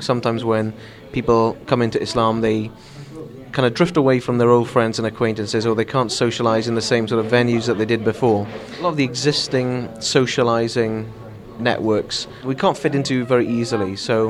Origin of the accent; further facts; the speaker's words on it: Swansea, Wales, United Kingdom; now in Newport, United Kingdom; I'm originally from Swansea. I live in Newport now. I'm part of a loose network of new Muslims around Wales.